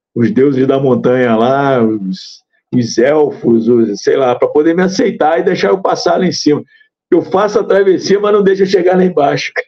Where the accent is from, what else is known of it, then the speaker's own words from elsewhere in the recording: Rio de Janeiro, Brazil; eu sou do Estado